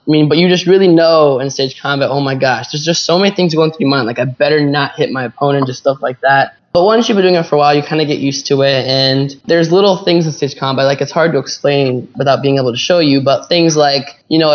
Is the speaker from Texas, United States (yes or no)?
no; Columbus, Ohio, United States; now in California, United States; I am from Columbus, Ohio